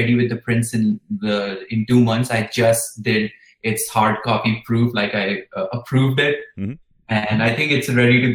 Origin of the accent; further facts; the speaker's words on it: India; growing up in India